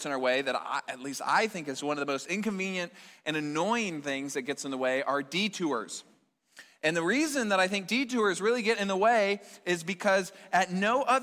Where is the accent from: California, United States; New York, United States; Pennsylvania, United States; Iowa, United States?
Iowa, United States; Fort Dodge; my hometown in Fort Dodge